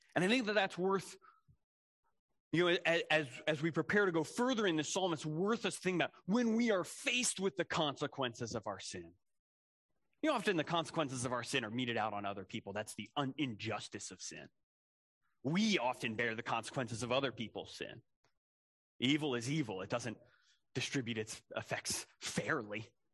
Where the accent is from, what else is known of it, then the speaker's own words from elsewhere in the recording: Philadelphia, Pennsylvania, United States; I, I grew up in Philadelphia